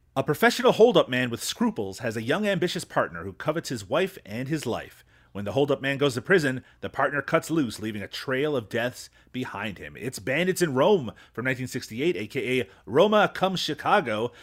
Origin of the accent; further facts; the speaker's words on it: Canada; as a Canadian